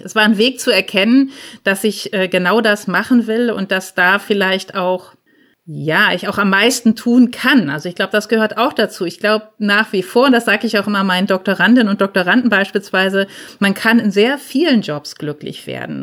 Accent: near Lübeck, Schleswig-Holstein, Germany; moved away as an adult; also born or lived in Darmstadt; als Norddeutsche, die aus Lübeck kommt oder aus der Nähe davon

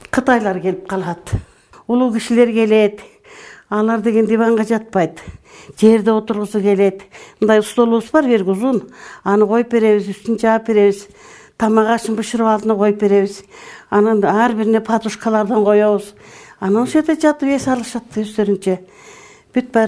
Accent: Talas Region, Kyrgyzstan; moved away as an adult; also born or lived in Bishkek / Chatkal District, Jalal-Abad Region; now in Jany-Bazar, Kyrgyzstan; мен бишкекте болдум өзүм Э, таласта чоңойгом өзүм чындап келгенде э, чаткалдын эле кызыл токоюнан болот экенбиз кийин атам кийин көчүп келди

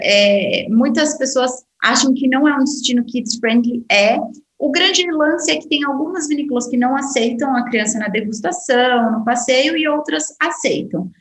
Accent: Brazil; eu, como brasileira

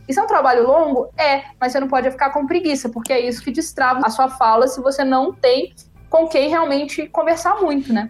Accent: Brazil; now in Germany; eu sou brasileira, não sou alemã, não tipo sou italiana, eu sou brasileira

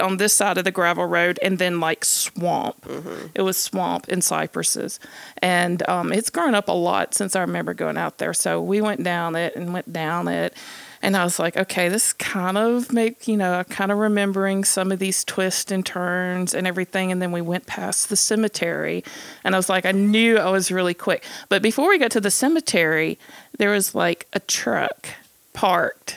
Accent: Columbus, Mississippi, United States; moved away; also born or lived in Starkville, Mississippi; my hometown of Columbus, Mississippi

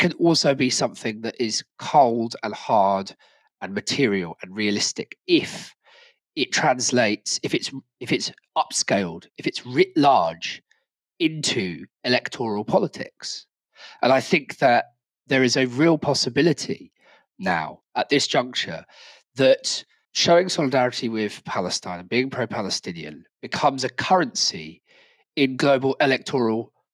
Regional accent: Brighton, South East England, United Kingdom; in my hometown, Brighton

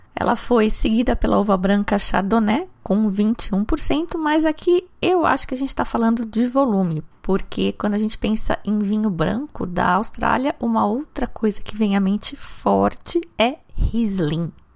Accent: Valinhos, São Paulo, Brazil; Valinhos, que é uma cidade aqui do interior onde eu cresci

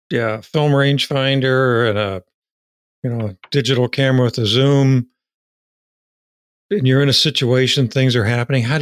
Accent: Virginia, United States; I didn't know that about Texas because I'm from Virginia.

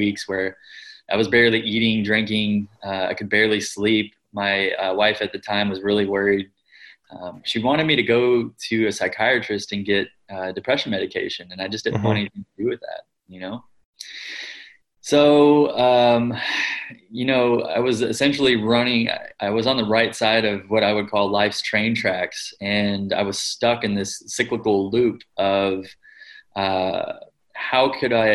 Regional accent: Kentucky, United States; also born or lived in California; I grew up in the United States, mm-hmm. predominantly in Kentucky, which is a part of the Bible Belt there

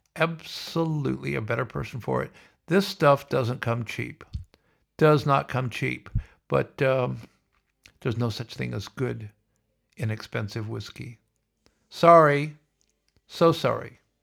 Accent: Sioux City, Iowa, United States; now in Melbourne, Australia; growing up in Sioux City, winter, the snow

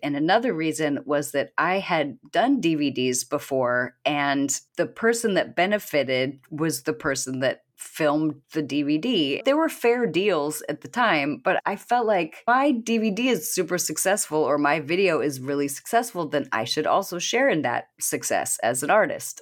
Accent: Washington, United States; I was born in Washington State

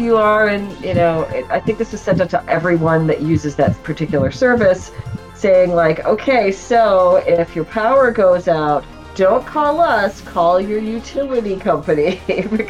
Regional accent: Midwest, United States; now in California, United States; I'm from the Midwest originally.

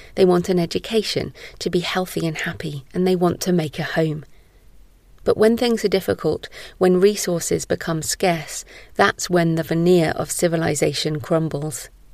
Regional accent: Bristol, South West England, United Kingdom; moved away as an adult; also born or lived in Somerset / Malawi / Israel / Oxford; now in Bath, United Kingdom; I was born in Somerset, where I now live, and spent most of my school life in Bristol, the city closest to where I live now

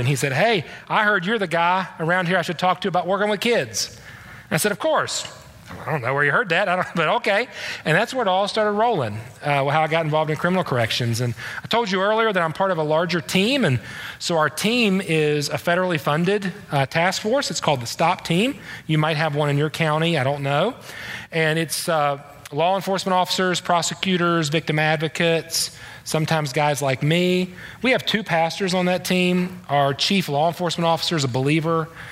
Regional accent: the East, East Coast, United States; I'm from the East

